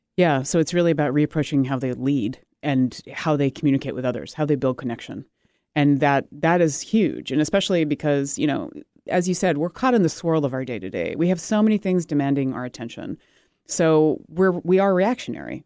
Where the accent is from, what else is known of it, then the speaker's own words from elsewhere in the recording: United States; I'm American made British parts